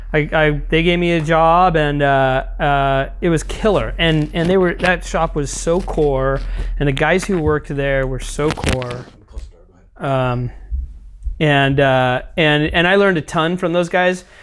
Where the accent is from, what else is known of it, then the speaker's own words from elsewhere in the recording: East Bay, California, United States; moved away as an adult; also born or lived in Maui, Hawaii / Santa Cruz, California; I grew up in the East Bay